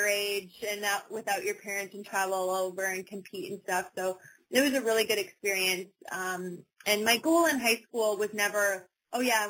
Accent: Humboldt, Saskatchewan, Canada; I grew up in Humboldt doing a ton of different sports

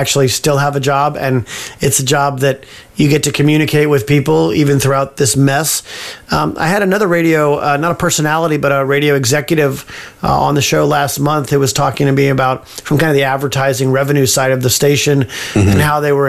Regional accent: Livermore, California, United States; also born or lived in Pleasanton, California / Davis, California; I'm a Bay Area boy, born and bred in Livermore, grew up in Livermore and Pleasanton, lived in Davis for a while

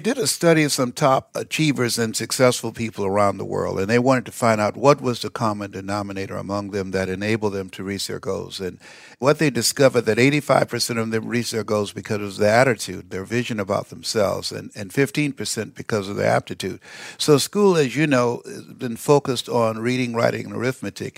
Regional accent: Miami, Florida, United States; moved away as an adult; also born or lived in Columbus, Ohio; Miami, Florida, where I'm from originally

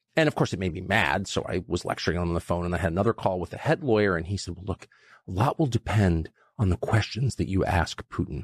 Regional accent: United States; I'm American, and I've lived here my whole life

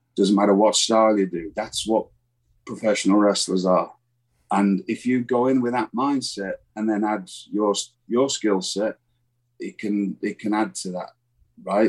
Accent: England, United Kingdom; moved away as an adult

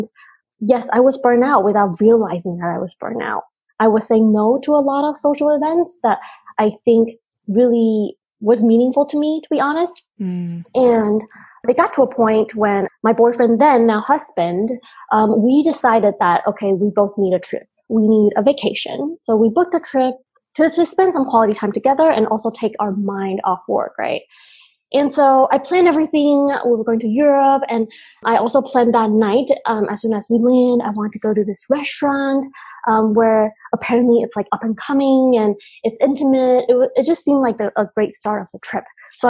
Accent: United States; English is a second language; growing up in the States, English being our second language and trying to fit in a different culture completely

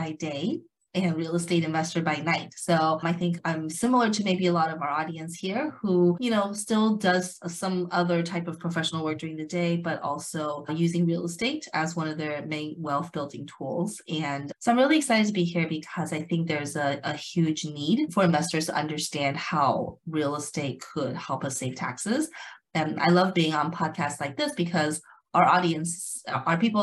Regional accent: Las Vegas, Nevada, United States; now in California, United States; I'm actually from Las Vegas originally, even though I'm based out of California, but I'm originally from Las Vegas, Nevada

